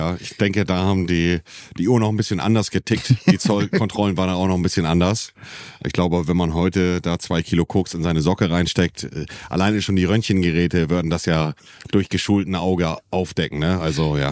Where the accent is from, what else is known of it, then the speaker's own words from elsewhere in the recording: Hamburg area, Germany; als Hamburger oder als jemand, der aus der Ecke Hamburg kommt